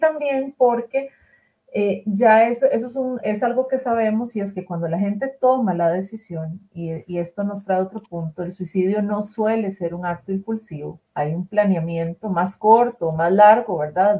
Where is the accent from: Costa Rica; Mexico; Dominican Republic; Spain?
Costa Rica; aquí en mi país, en Costa Rica